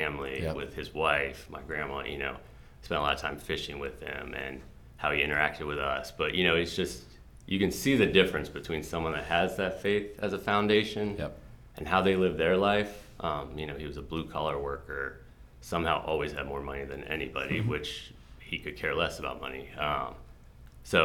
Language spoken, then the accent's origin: English; Burke, Virginia, United States; moved away as an adult; also born or lived in Alexandria, Virginia; now in Frederick, United States; So I grew up in Northern Virginia. I was born in Alexandria. I lived there till I was 2, and then we moved to Fairfax County. So grew up in Burke, Virginia